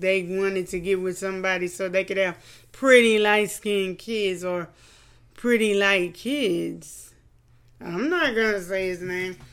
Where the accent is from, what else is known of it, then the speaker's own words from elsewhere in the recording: Louisiana, United States; we're from Louisiana.